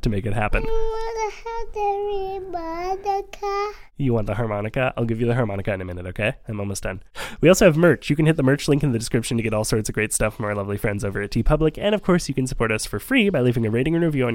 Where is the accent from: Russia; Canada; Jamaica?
Canada; Montreal, Quebec; also born or lived in Vancouver, Canada; we had moved to Montreal by the time I was 6